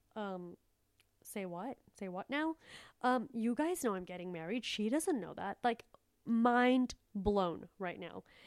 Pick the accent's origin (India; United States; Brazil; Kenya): India; I'm from a third world place and I'm a third world person. Like, I was born in India